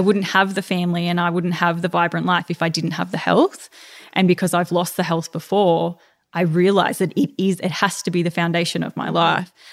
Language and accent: English; Melbourne, Victoria, Australia; moved away; It's good to be back in my hometown